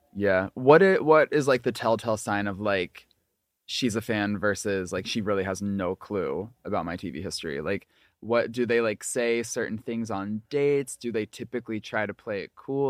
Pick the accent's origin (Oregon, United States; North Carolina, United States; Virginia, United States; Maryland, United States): Maryland, United States; Prince George's County; now in Los Angeles, United States; I'm also a Maryland boy who now lives in L